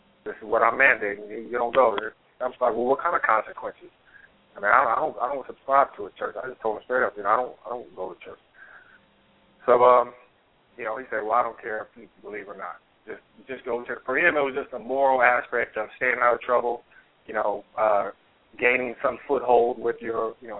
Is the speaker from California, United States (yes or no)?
yes; California, United States; now in the South, United States; But I grew up in California.